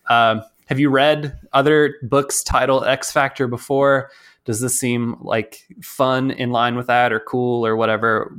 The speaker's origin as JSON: {"language": "English", "region": "Texas", "country": "United States", "said": "I'm from Texas"}